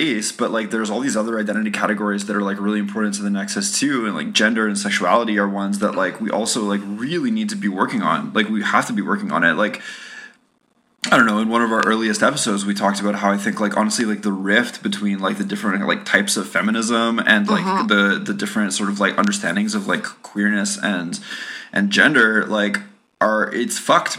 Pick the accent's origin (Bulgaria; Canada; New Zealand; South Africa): Canada; we're Canadian